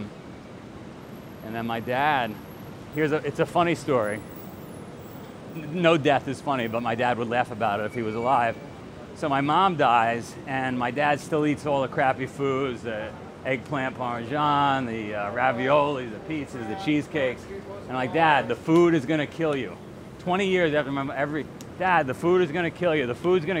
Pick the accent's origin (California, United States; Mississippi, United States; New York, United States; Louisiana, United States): New York, United States; New York City; moved away as an adult; also born or lived in Pittsfield, Vermont / Singapore; I grew up in Queens